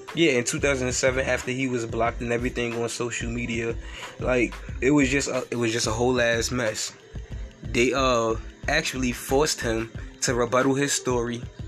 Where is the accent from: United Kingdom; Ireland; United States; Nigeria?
United States; New York City, New York; I'm from New York City